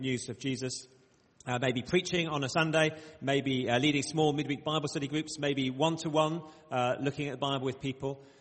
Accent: Bradford, Yorkshire and the Humber, United Kingdom; accent: short vowel sounds; now in Oxford, United Kingdom; I do have sometimes some short vowel sounds despite living in the south. I say grass, not grass, because I grew up in Bradford.

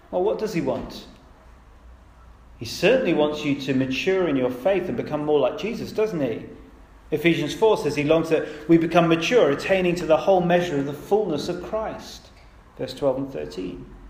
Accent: United Kingdom; I'm British

